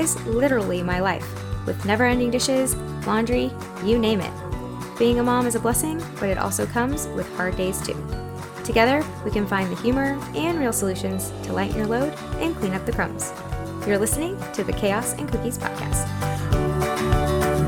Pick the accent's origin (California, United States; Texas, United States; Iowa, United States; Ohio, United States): Texas, United States; I'm from Texas